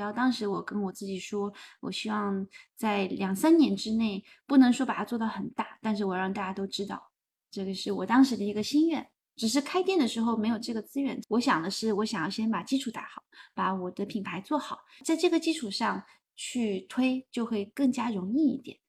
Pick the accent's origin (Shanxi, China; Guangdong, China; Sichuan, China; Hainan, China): Hainan, China; now in Melbourne, Australia; 我是海南人，可是我在海南的时候